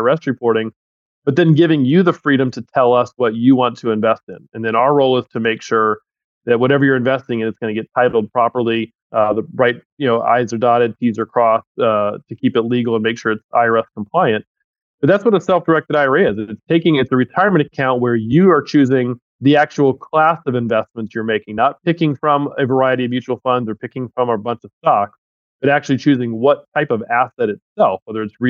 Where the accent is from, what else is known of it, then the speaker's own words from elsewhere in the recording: Tampa, Florida, United States; I was actually born and raised in Tampa, Florida